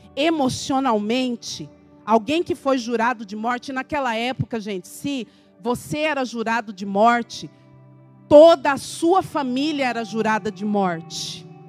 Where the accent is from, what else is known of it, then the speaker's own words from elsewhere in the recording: interior of Paraná, Brazil; como dizem lá na minha terra, no interior do Paraná